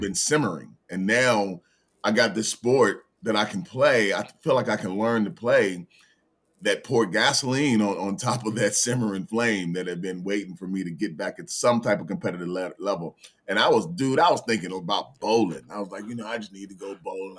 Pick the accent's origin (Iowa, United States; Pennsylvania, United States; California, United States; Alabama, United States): Alabama, United States; Birmingham; also born or lived in Los Angeles; now in Richmond, United States; born and raised in Birmingham, Alabama, but here in Richmond, I moved here in nineteen ninety-six